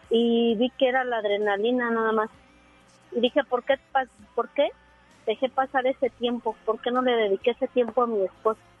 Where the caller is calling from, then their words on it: Monterrey, Nuevo León, Mexico; del centro de Monterrey.